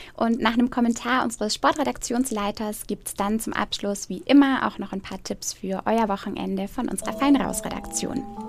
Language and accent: German; Eckersmühlen, Bavaria, Germany; das ist tatsächlich auch mein Heimat Heimatort und da ist man als Eckersmühlner natürlich nochmal besonders stolz drauf